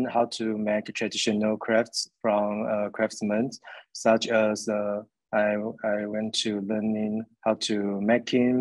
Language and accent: English; Taiwan; I'm an artist from Taiwan who runs my own art studio